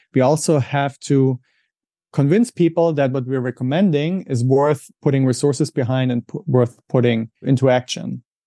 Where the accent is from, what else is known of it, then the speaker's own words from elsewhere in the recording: Germany; English is a second language; moved away as an adult; also born or lived in Switzerland / England; now in United States; I'm originally from Germany, as you may be able to hear from my accent. That's where I grew up.